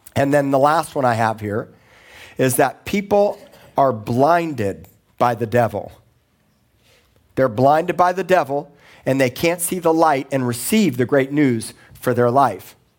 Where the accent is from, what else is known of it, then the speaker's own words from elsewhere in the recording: Miami, Florida, United States; moved away as an adult; also born or lived in Tulsa, Oklahoma / Corpus Christi, Texas; I grew up in Miami